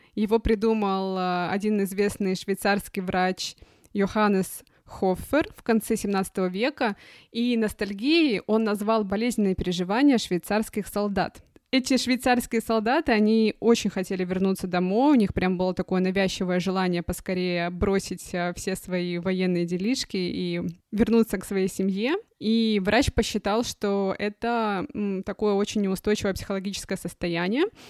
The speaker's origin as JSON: {"language": "Russian", "town": "Khabarovsk", "region": "Khabarovsk Krai", "country": "Russia", "tie": "born or raised there", "also_born_or_lived": "Moscow / Shanghai", "moved": "as an adult", "lives_now": "Germany", "said": "про детство, понимаешь, и про юность мою, и про мою малую родину"}